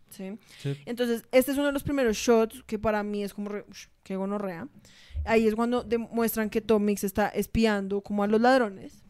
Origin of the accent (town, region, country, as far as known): Colombia